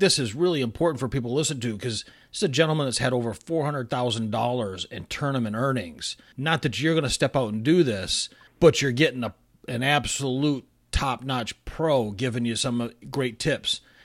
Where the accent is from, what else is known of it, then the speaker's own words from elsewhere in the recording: east side of Michigan, United States; I grew up in Michigan and I grew up on the east side of the state